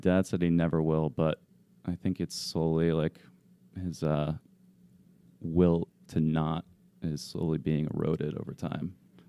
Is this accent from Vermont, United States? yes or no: yes; Southern Vermont, United States; So I'm from Vermont, Southern Vermont.